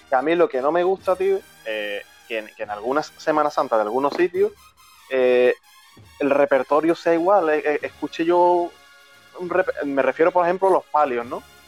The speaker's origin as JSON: {"language": "Spanish", "town": "Chiclana de la Frontera", "region": "Andalusia", "country": "Spain", "moved": "yes", "lives_now": "Seville, Spain", "said": "yo soy de Chiclana, actualmente vivo en Sevilla"}